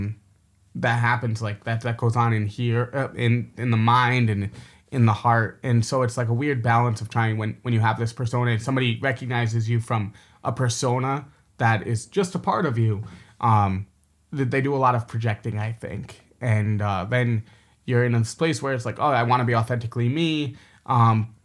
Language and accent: English; New York City, New York, United States; now in Beijing, China; I'm from New York, like I spent so much of my life in New York City